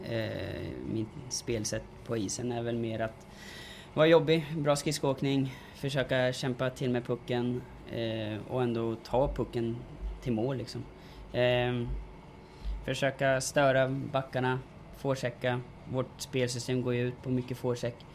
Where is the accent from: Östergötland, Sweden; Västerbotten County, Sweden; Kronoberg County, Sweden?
Östergötland, Sweden; Norrköping